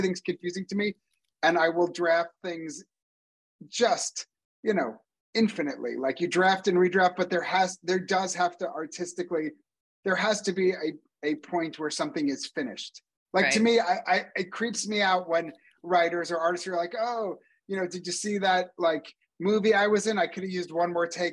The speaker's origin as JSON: {"language": "English", "country": "United States", "also_born_or_lived": "Canada", "moved": "yes", "said": "as an American"}